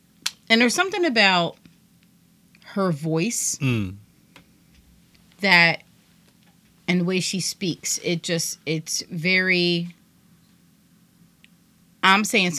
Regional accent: Trenton, New Jersey, United States; we're both from Trenton.

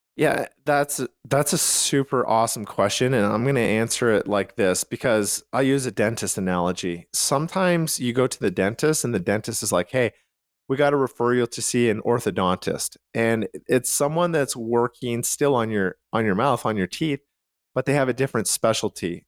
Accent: Calgary, Alberta, Canada; where I grew up in Calgary, Canada, a lot of the homes were, like, bungalows

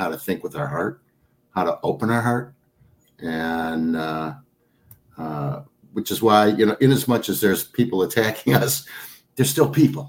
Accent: Trenton, Michigan, United States; moved away as an adult; also born or lived in South Rockwood, Michigan; now in Superior, United States; I grew up in Trenton, Michigan.

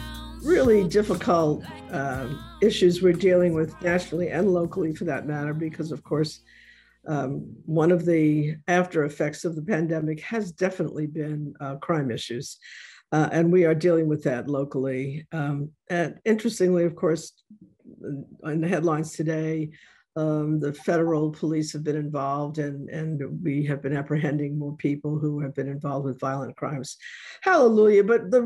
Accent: Bronx, New York, United States; one of my current jokes is when people ask me where I'm from, I say, you know, I'm from the South, Bronx.

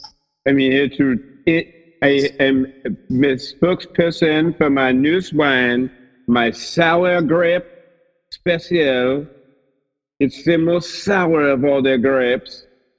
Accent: Grand Rapids, Michigan, United States; I'm from Grand Rapids, Michigan.

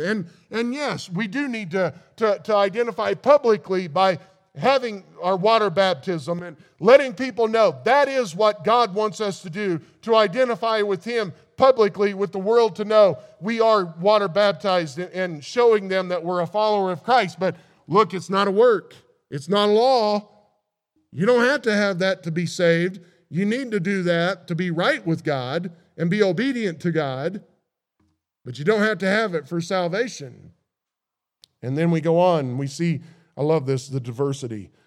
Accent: Missouri, United States; I grew up in Missouri

